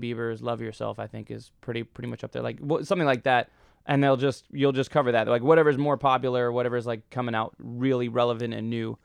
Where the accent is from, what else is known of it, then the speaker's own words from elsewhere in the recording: Detroit, Michigan, United States; moved away; I'm from Detroit